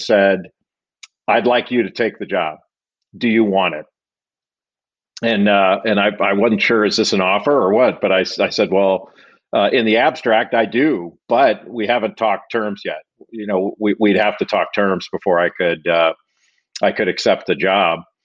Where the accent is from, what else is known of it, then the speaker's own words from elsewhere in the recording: Los Angeles, California, United States; I grew up in in Los Angeles